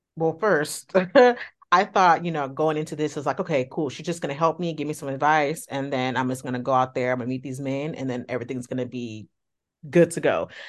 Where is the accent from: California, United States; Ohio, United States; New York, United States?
California, United States; the Bay Area; I'm from California, the Bay Area to be exact